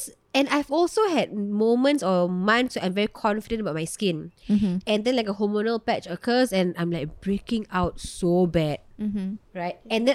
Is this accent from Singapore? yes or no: yes; Singapore; Yes, because I'm from Choa Chu Kang.